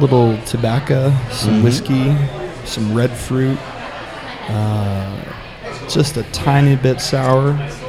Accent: Texas Panhandle, United States; So I'm from Texas. I'm from the panhandle of Texas.

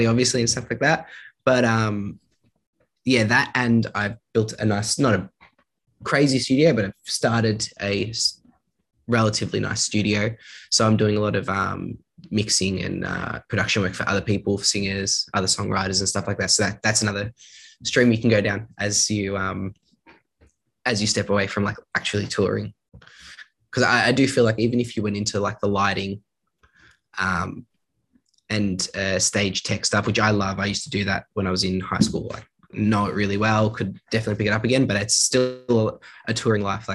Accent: Australia; we're from Australia

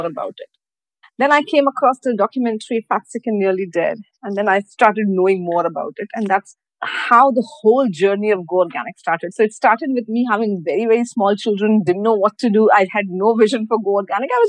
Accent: Mumbai, Maharashtra, India; moved away as an adult; now in Dubai, United Arab Emirates; I'm from Mumbai. So I was hired straight from Mumbai over here. So that's how I came to Dubai

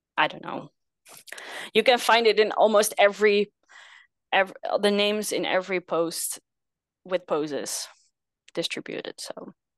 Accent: Netherlands; I'm from the Netherlands, small country in, uh, Europe.

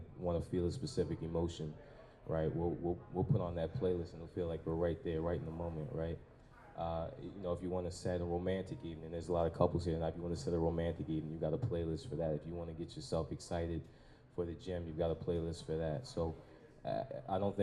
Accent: Baltimore, Maryland, United States; born and raised in Baltimore

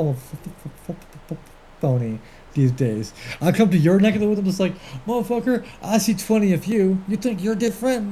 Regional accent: Canada; I'm Canadian

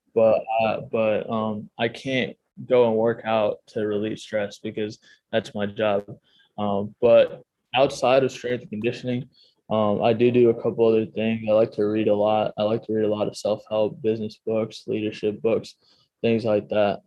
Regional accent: Chicago, Illinois, United States; moved away; I'm from the Chicago area

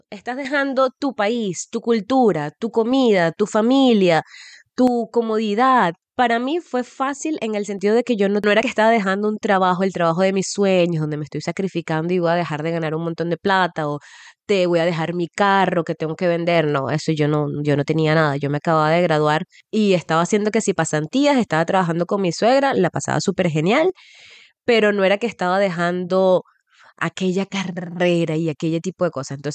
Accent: Nueva Esparta, Venezuela; now in Ireland; Además que nosotros nos vinimos en el 2010 de Margarita, cuando, no sé, treinta y pico de grados, y em, llegamos acá

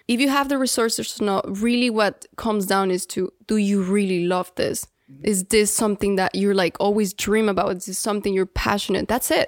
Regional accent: Guadalajara, Jalisco, Mexico; English is a second language; now in Miami, United States; we grew up in Mexico. We're, like, third generation Mexican

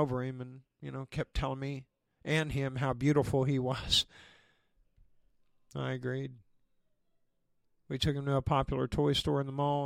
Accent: Oshelade, Oklahoma, United States; moved away as an adult; now in Los Angeles, United States; my hometown, Oshelade, Oklahoma

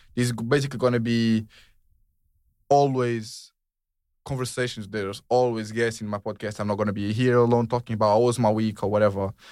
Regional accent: Portugal; moved away as an adult; now in United Kingdom; I'm from Portugal. In Portuguese, we say ….

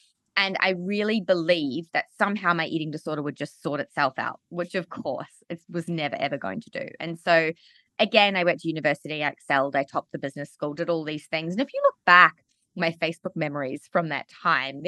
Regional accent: Auckland, New Zealand; also born or lived in Australia; I grew up in Auckland, New Zealand, and I had an amazing childhood

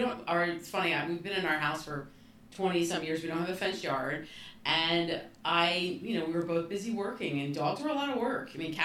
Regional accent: New Jersey, United States; moved away as an adult; now in Bucks County, Pennsylvania, United States; I grew up in New Jersey, in a very industrial era of New Jersey.

